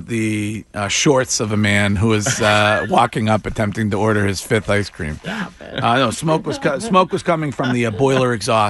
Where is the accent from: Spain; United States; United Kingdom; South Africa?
United States; Stow, Massachusetts; my hometown police department, the Stow PD